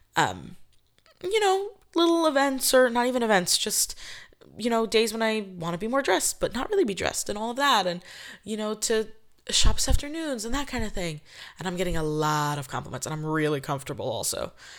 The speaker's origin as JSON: {"language": "English", "region": "New York", "country": "United States", "said": "I'm from New York."}